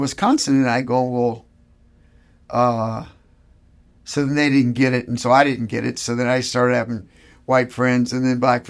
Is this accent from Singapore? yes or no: no; Nassau, New Providence, Bahamas; moved away; also born or lived in West Palm Beach, United States; At the age of three, my father was only 25, but he got the call to move to Nassau, Bahamas, to pastor a church known as the Evangelistic Temple.